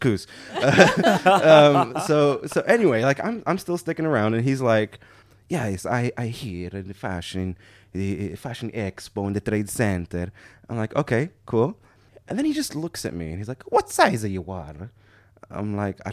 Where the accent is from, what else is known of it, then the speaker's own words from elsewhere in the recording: Morocco; I'm from Morocco